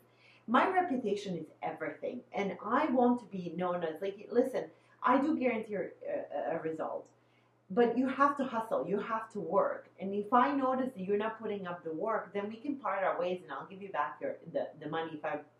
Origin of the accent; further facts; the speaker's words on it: Bosnia & Herzegovina; now in Midwest, United States; I'm originally from Bosnia, but now I'm in the Midwest